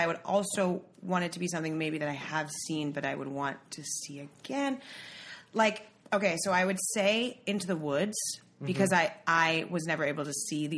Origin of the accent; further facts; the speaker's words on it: New York City, New York, United States; I grew up in Midtown in mm-hmm. Hell's Kitchen